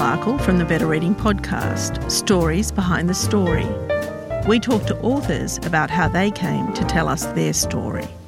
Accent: Australia; I'm Lebanese Australian. So um, my parents immigrated to Australia in the 50s, and I grew up as an outsider

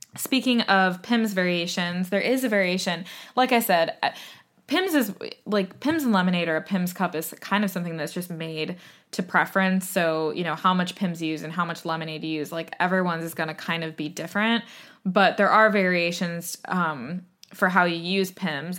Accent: United States; moved away as an adult; now in United Kingdom; as an American

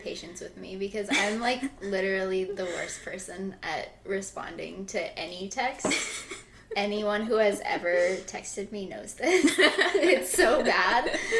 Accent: Iowa, United States; I'm from Iowa. I went to school in Baltimore and for undergrad, and then I came here.

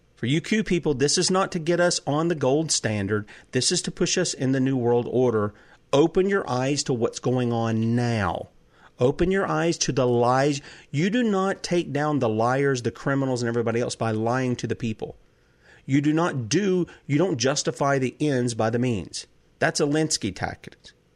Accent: South Carolina, United States; I'm from the U S occupied state of South Carolina

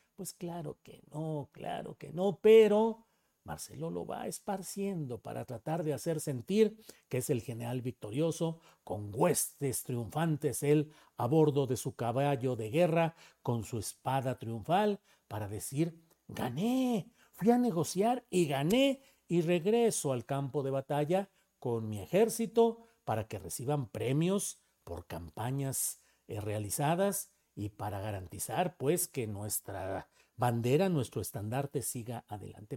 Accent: Torreón, Coahuila, Mexico; moved away; en Torreón, Coahuila, donde yo nací y crecí en mis primeros años

